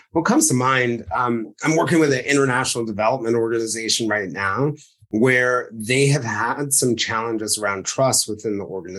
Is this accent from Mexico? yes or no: no; New York City, New York, United States; because you grew up in West Virginia and I grew up in New York City